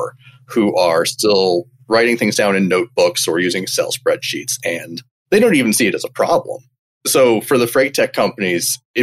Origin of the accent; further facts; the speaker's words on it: Champaign, Illinois, United States; moved away as an adult; also born or lived in Chicago, Illinois; I am originally from Champaign, Illinois, Central Illinois